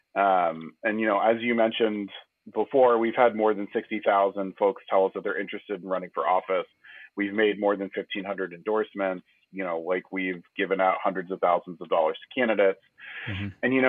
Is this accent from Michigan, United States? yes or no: no; Houston, Texas, United States; growing up in Houston